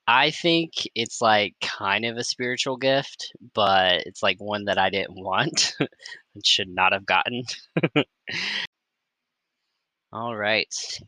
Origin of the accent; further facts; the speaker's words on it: the South, United States; We grew up in the South, which comes with a whole lot of superstition passed down between generations.